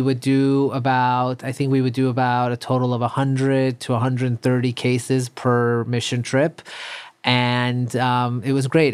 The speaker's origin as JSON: {"language": "English", "town": "New York City", "region": "New York", "country": "United States", "tie": "born or raised there", "also_born_or_lived": "Iran / Long Island", "said": "I grew up, um, in Queens, and then my parents later on moved, uh, out to Long Island"}